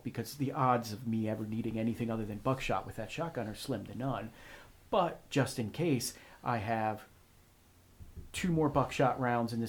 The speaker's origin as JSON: {"language": "English", "country": "United States", "said": "I'm an American"}